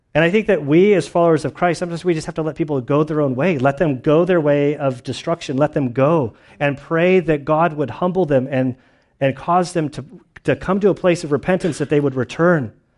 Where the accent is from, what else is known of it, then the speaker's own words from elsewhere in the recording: United States; also born or lived in Lacey / Valley Center; I'm an American